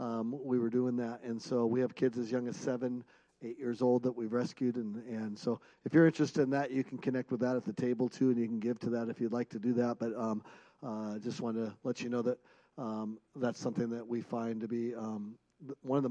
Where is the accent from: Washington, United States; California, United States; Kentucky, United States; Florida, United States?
Washington, United States; Seattle; now in Bozeman, United States; I grew up in Seattle